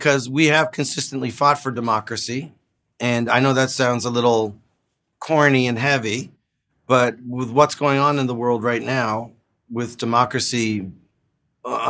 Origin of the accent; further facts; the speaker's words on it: Canada; as a Canadian